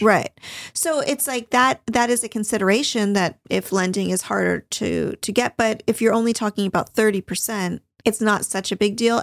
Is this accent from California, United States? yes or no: yes; Newport Beach, California, United States; growing up in Newport